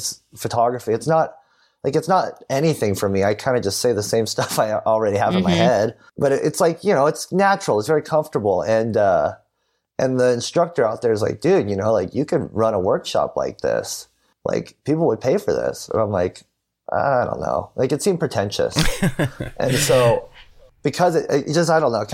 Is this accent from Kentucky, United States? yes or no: no; California, United States; I'm from California